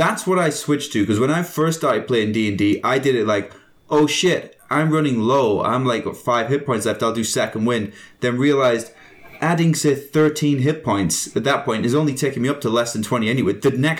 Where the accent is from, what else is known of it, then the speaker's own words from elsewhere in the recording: Canada; we're so Canadian.